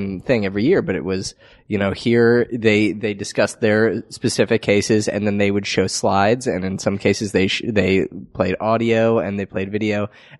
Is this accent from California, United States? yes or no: no; Connecticut, United States; I grew up in Connecticut